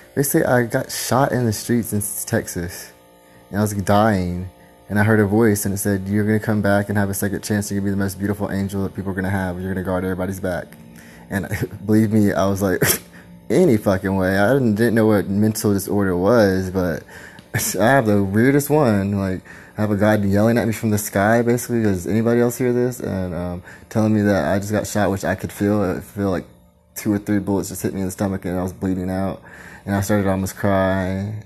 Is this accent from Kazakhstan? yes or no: no; Philippines; I'm Filipino.